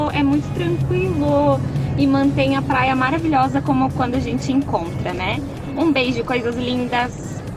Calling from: Joinville, Santa Catarina, Brazil; Oi, gurias, boa tarde, tudo bem com vocês? … sou aqui de Joinville.

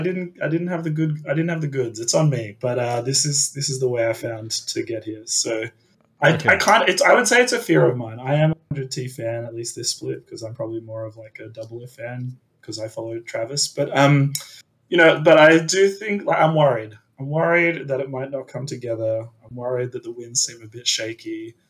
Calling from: Sydney, New South Wales, Australia; Sydney, Australia.

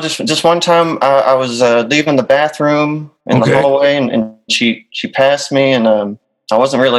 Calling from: Hurley, Mississippi, United States; I'm calling from Hurley, Mississippi.

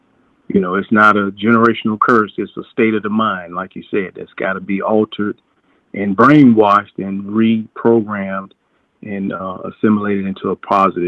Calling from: Orlando, Florida, United States; calling you out of Orlando.

